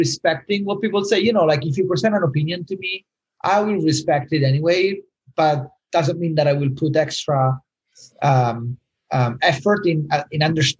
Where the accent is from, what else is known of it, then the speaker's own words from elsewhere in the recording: Rome, Lazio, Italy; moved away; I'm from Rome